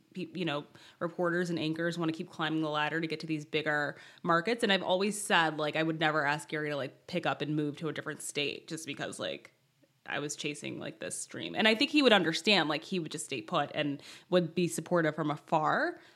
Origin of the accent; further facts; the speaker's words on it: Michigan, United States; We were grow- growing up in Michigan